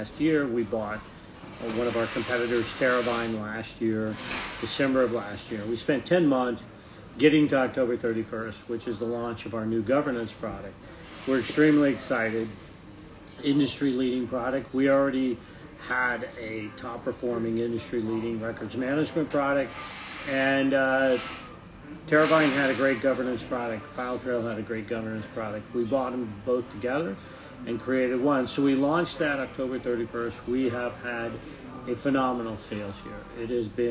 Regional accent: Bolivar, Missouri, United States; now in Frederick, United States; My hometown is actually a small town in Missouri called Bolivar, Missouri

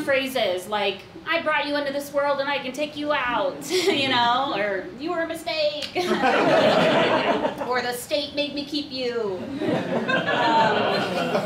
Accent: Beavercreek, Ohio, United States; moved away; also born or lived in Chicago; I grew up there in a town called Beaver Creek, where there's no beavers or creeks

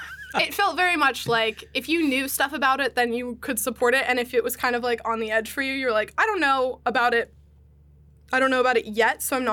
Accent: Hershey, Pennsylvania, United States; Hershey, Pennsylvania.

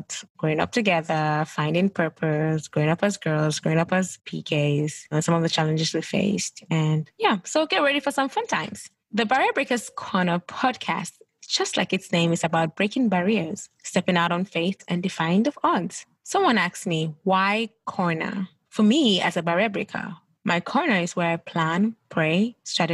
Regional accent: Gambia; moved away as an adult; also born or lived in Ghana / United Kingdom; now in United States; I am originally from Ghana, but grew up in the Gambia or West Africa

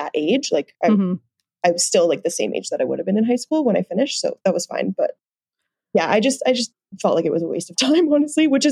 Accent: Nanaimo, British Columbia, Canada; now in Calgary, Canada; Originally, I'm actually from Nanaimo, BC, so on Vancouver Island.

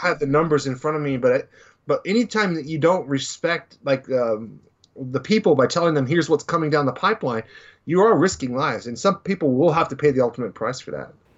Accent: Dallas, Texas, United States; growing up in Dallas

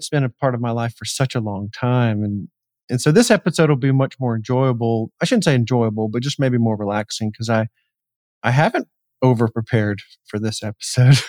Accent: Atlanta, Georgia, United States; I'm in Atlanta, or I grew up in Atlanta

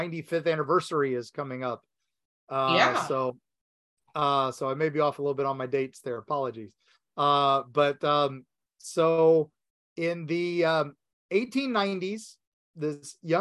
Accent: St. Petersburg, Florida, United States; my hometown of St. Petersburg, Florida

